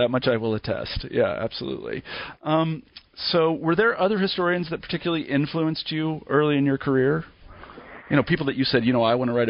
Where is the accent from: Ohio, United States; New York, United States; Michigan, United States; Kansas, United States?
Kansas, United States; moved away as an adult; also born or lived in Grinnell, Iowa / Berkeley, California; I was actually an undergraduate in Iowa at Grinnell College, and I grew up in Kansas, and then I went to Berkeley for graduate school